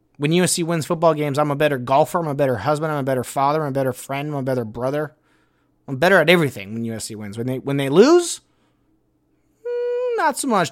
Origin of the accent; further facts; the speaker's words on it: Los Angeles, California, United States; we're from Los Angeles